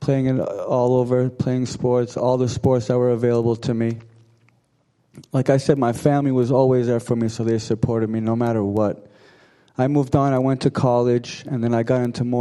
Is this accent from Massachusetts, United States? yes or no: yes; Arlington, Massachusetts, United States; I'm from Arlington, Mass. I grew up in an Armenian household